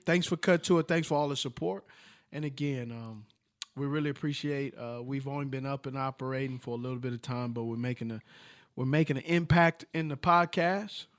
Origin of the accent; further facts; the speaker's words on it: California, United States; I'm from Cali